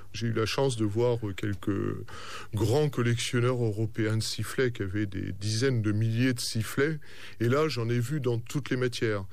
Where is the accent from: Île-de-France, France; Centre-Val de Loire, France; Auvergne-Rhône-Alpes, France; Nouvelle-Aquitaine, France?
Centre-Val de Loire, France; Orléans; dans ma région, je suis d'Orléans